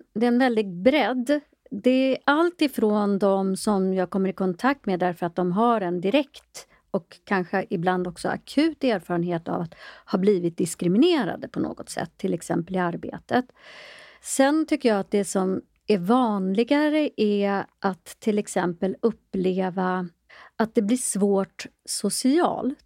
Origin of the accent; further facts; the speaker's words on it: Sweden; also born or lived in Ethiopia; jag är själv adopterad från Etiopien